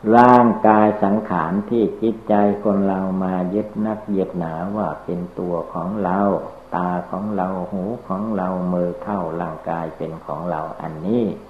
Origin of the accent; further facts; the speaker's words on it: Thailand; เราทุกคนก็ได้เกิดมาในประเทศชาติบ้านเมืองไทย